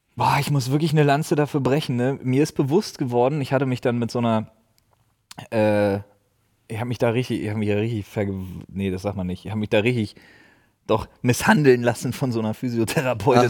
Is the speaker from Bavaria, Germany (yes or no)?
no; Berlin, Germany; wie ich als Ossi muss Union-Fan sein